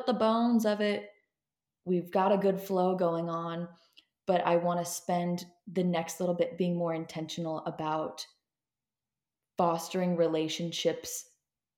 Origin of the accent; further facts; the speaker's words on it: Seattle, Washington, United States; moved away; I am originally from Seattle, Washington, that area